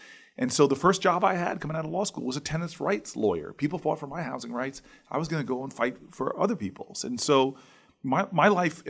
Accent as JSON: {"language": "English", "town": "Harrington Park", "region": "New Jersey", "country": "United States", "tie": "born or raised there", "said": "Like, I grew up in the town I grew up in Harrington Park."}